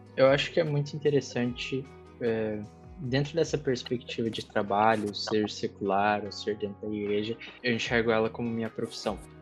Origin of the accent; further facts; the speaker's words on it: Santa Catarina, Brazil; now in Curitiba, Brazil; sou nascido em Curitiba, cresci em Santa Catarina, voltei a morar em Curitiba faz alguns anos